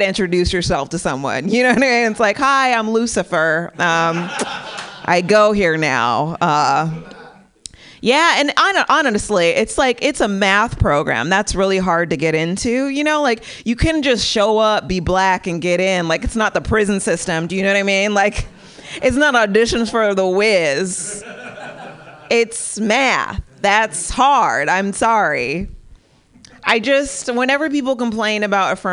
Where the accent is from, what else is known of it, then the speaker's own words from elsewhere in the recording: San Bernardino, California, United States; now in Pasadena, United States; I live in Pasadena now, but I'm originally from San Bernardino